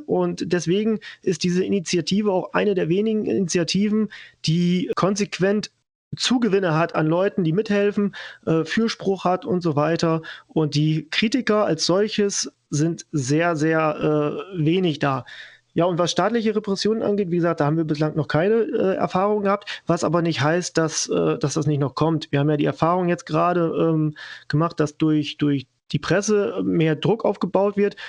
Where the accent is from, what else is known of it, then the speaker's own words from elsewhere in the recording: western Germany, Germany; moved away as an adult; now in Saxony, Germany; ich komme ja selber auch aus dem Westen, bin nach, vor drei Jahren circa nach Sachsen gezogen.